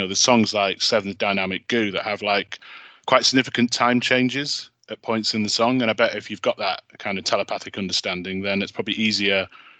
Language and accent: English; Manchester, North West England, United Kingdom; accent: Northern; you can probably tell from my accent, I'm Northern, from Manchester